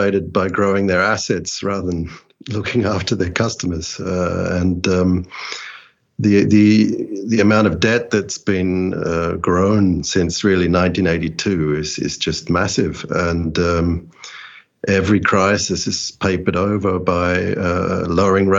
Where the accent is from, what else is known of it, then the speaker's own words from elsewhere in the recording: Australia; moved away as an adult; also born or lived in London; I'm Australian born, grew up in the 70s and 80s in that part of the world, and then moved to London in 1998